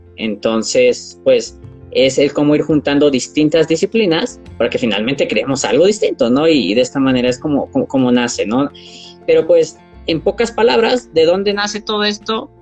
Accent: Mexico; tengo 24 años, soy de México

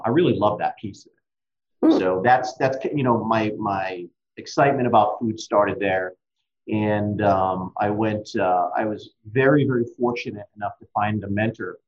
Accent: Massachusetts near Cape Cod, United States; I grew up in Massachusetts near Cape Cod

